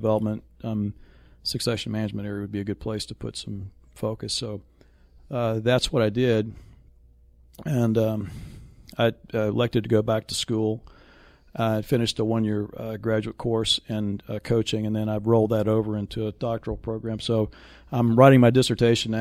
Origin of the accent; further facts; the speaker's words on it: Raleigh, North Carolina, United States; moved away; also born or lived in Las Colinas, Texas; I was born in Rex Hospital in Raleigh, North Carolina